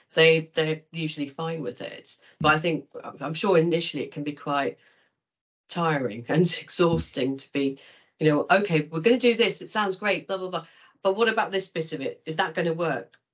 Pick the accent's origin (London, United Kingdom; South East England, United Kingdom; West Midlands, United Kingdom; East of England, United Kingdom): South East England, United Kingdom; Kent; I was brought up in Kent